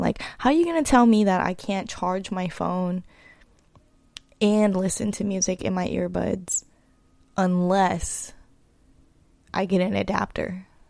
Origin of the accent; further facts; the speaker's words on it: East Bay, California, United States; moved away as an adult; also born or lived in Los Angeles; I hail from the East Bay, California, in the Bay Area